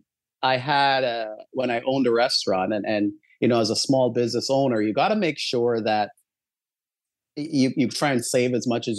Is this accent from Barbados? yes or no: yes; Barbados; moved away; as I was growing up in Barbados, there was probably a 2-minute walk from my house